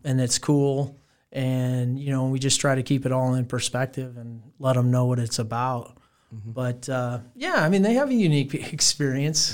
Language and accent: English; Fremont, Nebraska, United States; I come from Fremont, Nebraska. That's where I was raised.